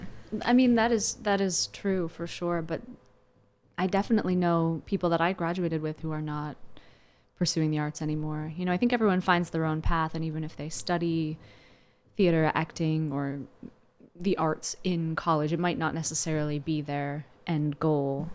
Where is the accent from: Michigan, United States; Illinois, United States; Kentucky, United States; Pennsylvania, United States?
Pennsylvania, United States; Landisville; I grew up in Lancaster County, which is best known for the Amish